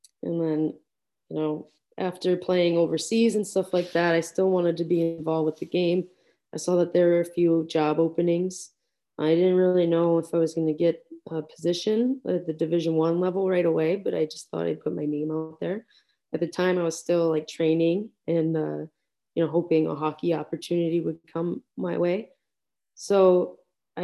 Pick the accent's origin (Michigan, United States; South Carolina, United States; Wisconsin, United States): Wisconsin, United States; Madison; moved away as an adult; now in Syracuse, United States; growing up in the Madison area.